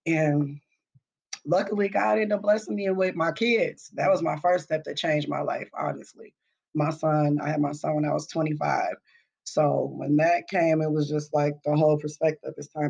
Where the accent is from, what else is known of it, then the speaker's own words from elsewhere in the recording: Minneapolis, Minnesota, United States; I'm from Minneapolis. I'm an 80s baby, so you know, I was here during the whole crack epidemic